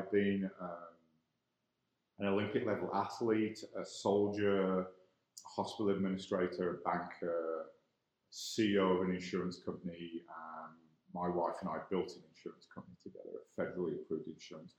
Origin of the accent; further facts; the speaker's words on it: England, United Kingdom; moved away as an adult; also born or lived in Ireland / White Rock, Canada; now in Calgary, Canada; I am born in Ireland, raised in England. So I'm clearly, from my accent, not a native Calgarian